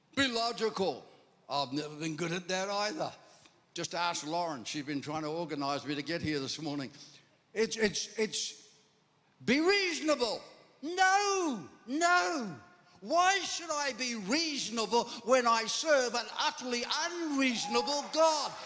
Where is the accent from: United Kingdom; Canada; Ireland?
Ireland; I'm Irish